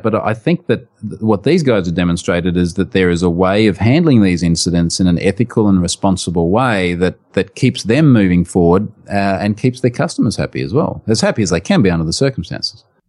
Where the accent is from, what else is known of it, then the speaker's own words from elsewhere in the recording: Australia; accent: strong Australian; in my strong Australian accent